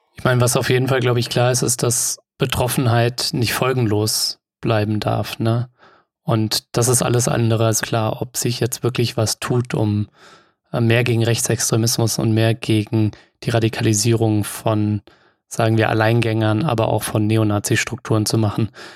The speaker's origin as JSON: {"language": "German", "town": "Offenbach am Main", "region": "Hesse", "country": "Germany", "said": "Ich komme ja selbst auch aus Hessen und zwar aus Offenbach bei Frankfurt"}